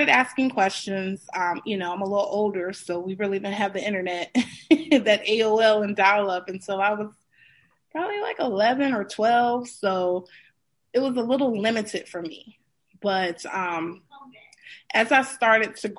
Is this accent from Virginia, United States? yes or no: yes; Suffolk, Virginia, United States; So I am from Suffolk, Virginia. It is very country. It's in the southern, southeastern part of Virginia. So I'm in the Bible Belt, essentially. I grew up in a Southern Baptist church